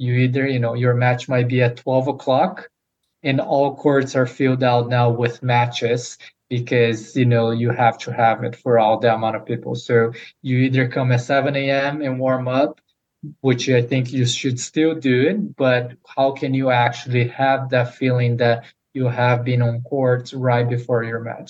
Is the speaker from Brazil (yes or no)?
yes; Brazil; moved away as an adult; now in United States; come to the United States as I'm originally from Brazil to play college tennis